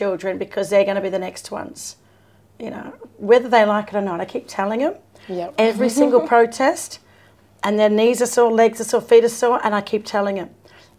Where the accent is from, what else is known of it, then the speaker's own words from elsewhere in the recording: Sydney, New South Wales, Australia; moved away; I have a historical association with Redfern. So born and raised here in Sydney, in Redfern. But my people are the Wanneroo or Bunjalung people from the Hunter Valley. And my father's line are actually Gungaloo Birrigubba people from Queensland, even though I'm a Koori